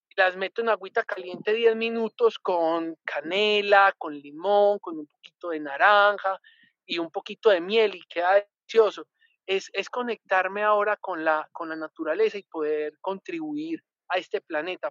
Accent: Colombia; yo vengo de Colombia

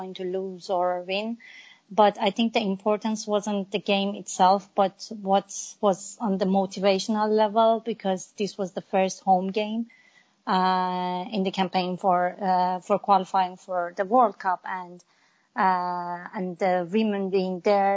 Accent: Iran; I'm an Iranian woman. I was born and raised in Iran

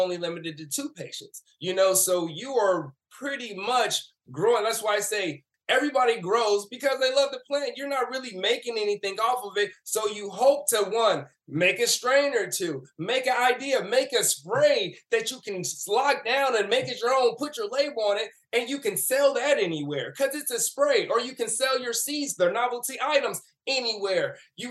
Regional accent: St. Louis, Missouri, United States; I grew up in St. Louis, Missouri

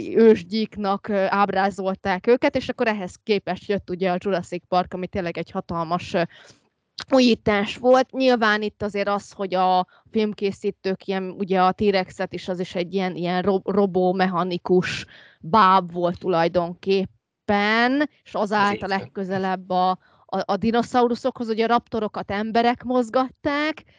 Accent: Úrkút, Veszprém County, Hungary; hát urkuti vagyok, amit van ajka mellett

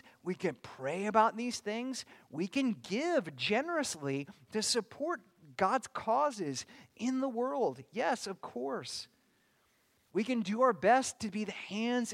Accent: Bakersfield, California, United States; moved away; I came from Bakersfield, California, which is a lot closer to the other place

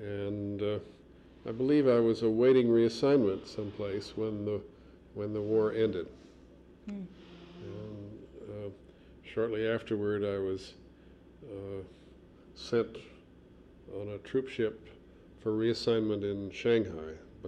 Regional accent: Chicago, Illinois, United States; I was born in Chicago in 1926

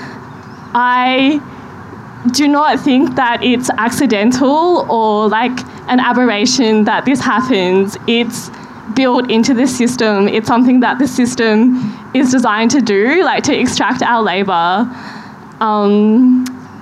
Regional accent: Australia; as an Australian arts professional, as a female Australian arts professional

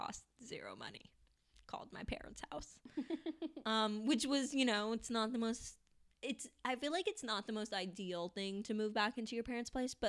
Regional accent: Orange County, California, United States; moved away as an adult; now in Los Angeles, United States; I'm from Orange County, which for anyone who doesn't know is about an hour south of, not even that, like, well, okay, hour in traffic, but like 45 minutes really south, in California. And, yeah, so after college, I, you know, did the whole post-college travel thing, and then I just moved back home

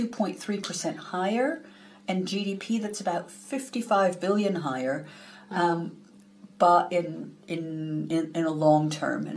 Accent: United States; now in United Kingdom; I'm originally from the US.

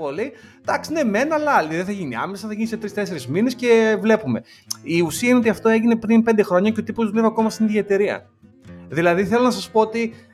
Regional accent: Chaidari, Attica, Greece; εγώ είμαι από το Χαϊδάρι.

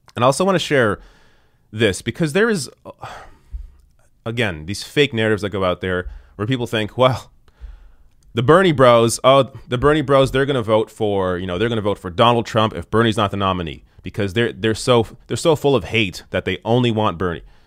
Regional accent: Canada; I'm Canadian

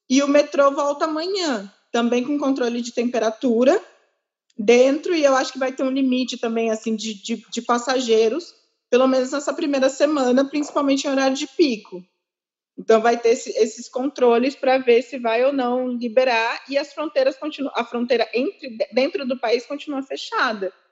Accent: Ukraine; eu não vai acontecer nada comigo porque eu sou ucraniana, eu sobrevivi não sei quantas guerras

